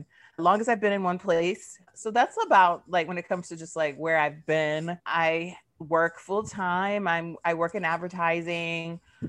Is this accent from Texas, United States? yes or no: no; Georgia, United States; born there; also born or lived in Germany; I'm a military brat. I'm queer. I was born in Georgia, so I'm like a Southern peach, a Southern baby, but grew up all over.